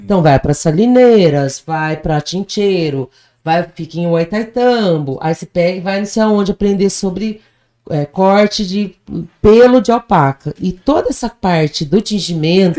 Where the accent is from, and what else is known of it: Brazil; also born or lived in Colombia